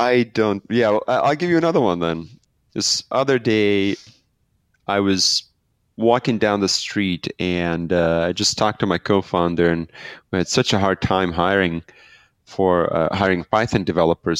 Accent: Belarus; I'm from Belarus

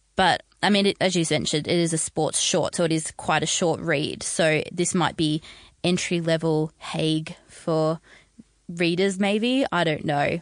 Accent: Australia; as an Australian

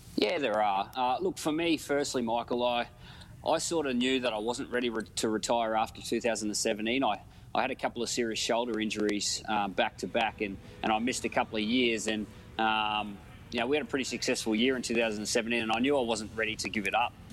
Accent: Queensland, Australia; as a Queenslander

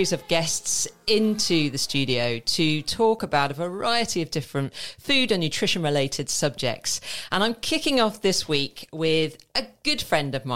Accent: St Albans, East of England, United Kingdom; I grew up in St. Albans

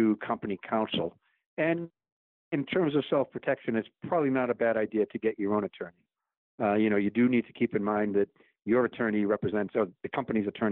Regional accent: United States; as an American

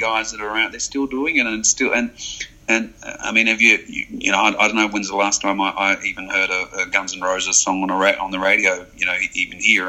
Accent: French-speaking Switzerland, Romandy, Switzerland; moved away as an adult; I grew up in the French-speaking side, so I'm fluent in French.

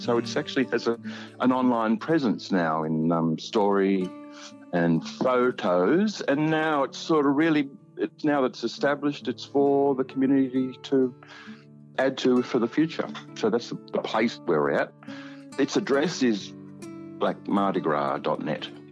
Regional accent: Albury, New South Wales, Australia; moved away as an adult; also born or lived in Wagga Wagga / Sydney; I come from Albury. I was uh, raised up in, in Albury

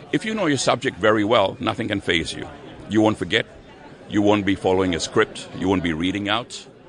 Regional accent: Sydney, New South Wales, Australia; from Sydney, Australia.

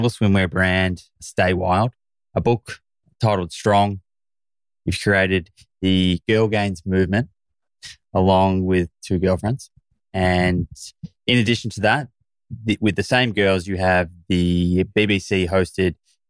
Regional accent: Australia; I'm a stupid Australian.

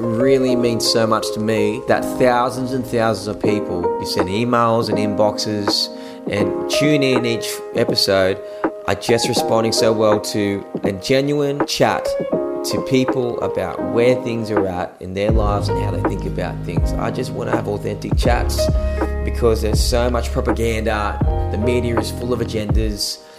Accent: Newcastle, New South Wales, Australia; I'm from Newcastle

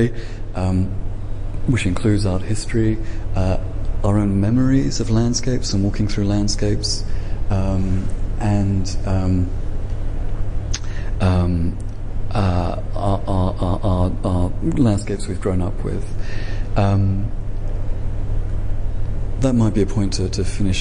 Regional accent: England, United Kingdom; I'm English

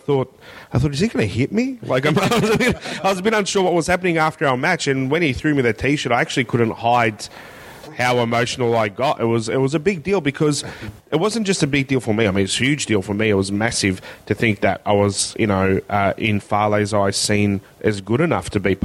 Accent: Melbourne, Victoria, Australia; I went to a school in the northern suburbs of Melbourne that was more of a prison than a school

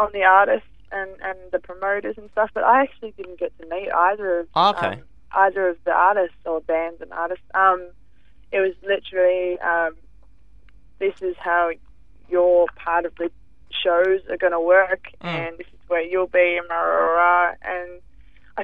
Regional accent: Melbourne, Victoria, Australia; now in Sydney, Australia; I'm from Melbourne originally

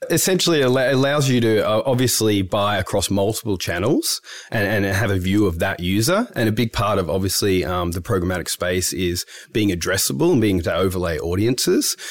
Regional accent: Melbourne, Victoria, Australia; I'm from Melbourne originally.

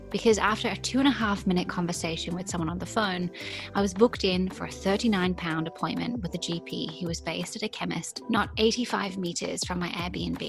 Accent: England, United Kingdom; moved away as an adult; also born or lived in Australia; although I'm English, I've never lived in London

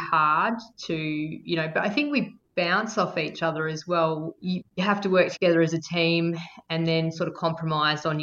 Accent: Victoria, Australia; moved away as an adult; also born or lived in Melbourne; now in Western Australia, Australia; I'm from Victoria originally, and I was from a little country town, and I moved to Melbourne to study design

